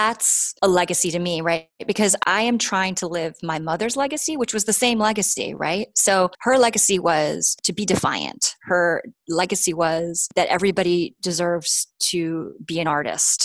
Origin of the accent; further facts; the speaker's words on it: New York, United States; now in California, United States; I grew up in New York